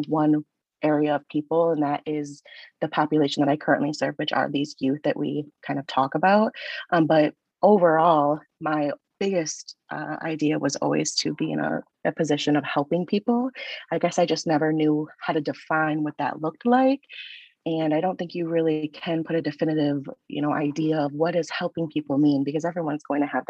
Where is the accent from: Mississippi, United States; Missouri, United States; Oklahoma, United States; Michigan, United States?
Michigan, United States; I am originally from Michigan